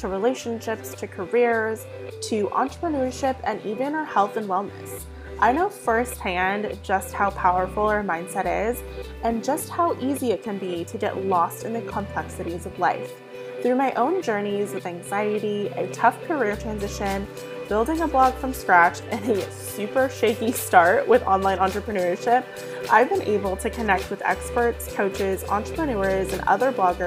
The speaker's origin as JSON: {"language": "English", "region": "Southern California", "country": "United States", "tie": "born or raised there", "said": "I'm born and raised in Southern California"}